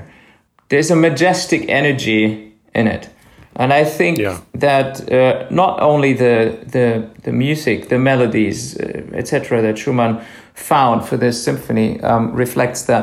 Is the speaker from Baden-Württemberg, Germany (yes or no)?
no; Speyer, Rhineland-Palatinate, Germany; I was born and I grew up in a town called Speyer, and this is right at the river Rhine.